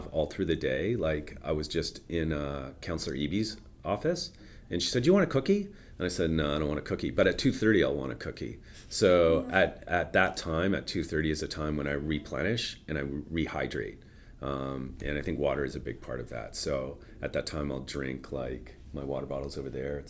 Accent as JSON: {"language": "English", "town": "Toronto", "region": "Ontario", "country": "Canada", "tie": "born or raised there", "moved": "as an adult", "lives_now": "Vancouver, Canada", "said": "I grew up in Toronto. Yeah. And I came out here when I was about, I think, 25 or 26."}